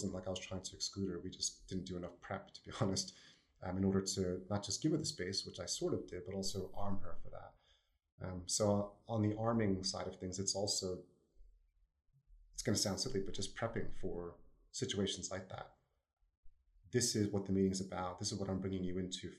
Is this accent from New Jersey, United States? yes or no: yes; New Jersey, United States; accent: New Jersey; my New Jersey accent